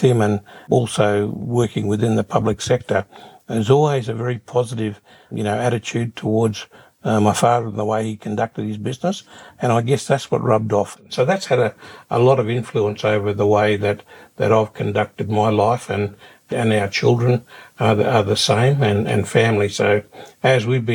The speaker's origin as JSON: {"language": "English", "town": "Darwin", "region": "Northern Territory", "country": "Australia", "tie": "born or raised there", "said": "growing up in Darwin, you know, which is a great place to grow up"}